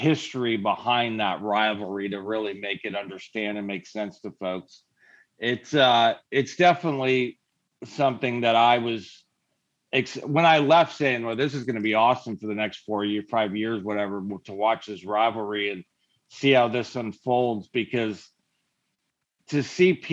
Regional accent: California, United States; we're from California.

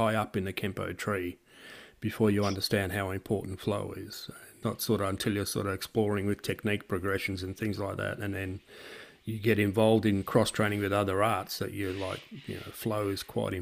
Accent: Australia; I come a long way from Australia

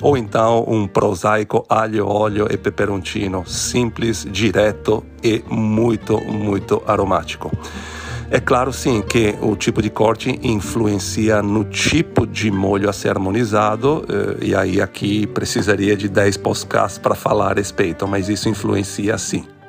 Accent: Venice, Veneto, Italy; Portuguese is a second language; moved away as an adult; also born or lived in Brazil; now in Rio de Janeiro, Brazil; eu nasci em Veneza, vim para o Brasil há mais de 20 anos

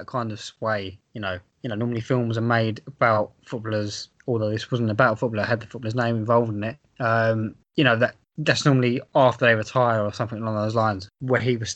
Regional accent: England, United Kingdom; growing up in England

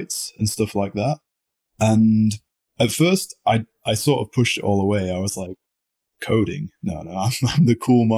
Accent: United Kingdom; being very British

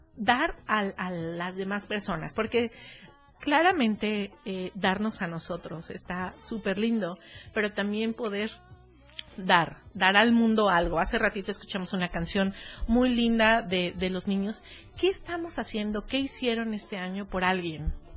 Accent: Cuernavaca, Morelos, Mexico; now in Berriozábal, Mexico; yo soy de Cuernavaca

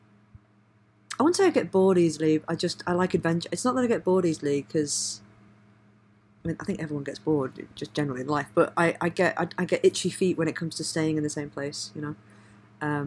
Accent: Leeds, Yorkshire and the Humber, United Kingdom; also born or lived in Bradford / South Africa; growing up in Leeds and Bradford, I had a lot of Indian influence and friends and culture.

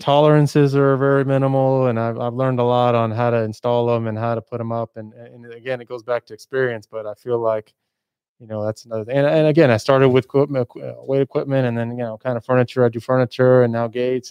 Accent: El Paso, Texas, United States; moved away as an adult; I'm from El Paso. I moved away to go to school and, and, and do all that kind of stuff. I worked out of town, but I came back

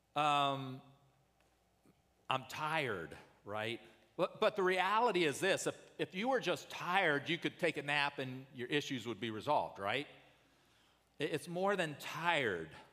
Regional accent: United States

